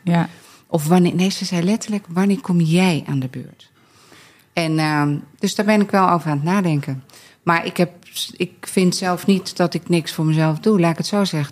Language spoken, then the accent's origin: Dutch; Scherpenzeel, Gelderland, Netherlands; wij komen uit het midden van het land, Arnoek uit Barneveld, ik uit Schaarpenzeel.